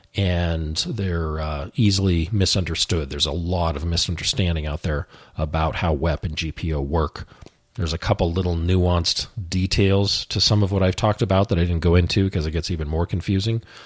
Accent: the West, United States; growing up in the West, I have a Western bias

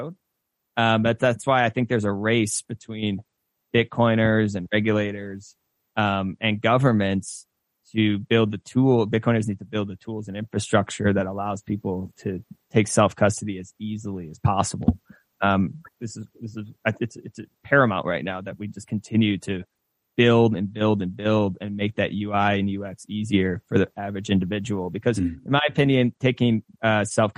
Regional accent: United States

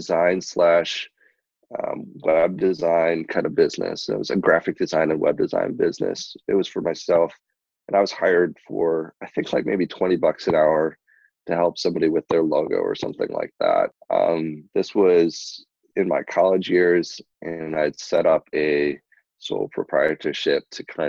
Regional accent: Burlington, Wisconsin, United States; also born or lived in Seoul, South Korea; So I was brought over here 3 months old and raised here in Burlington, which is actually where I currently reside

